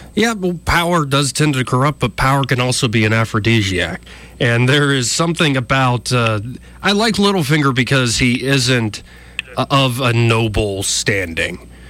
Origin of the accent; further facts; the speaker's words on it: Alabama, United States; I grew up in Alabama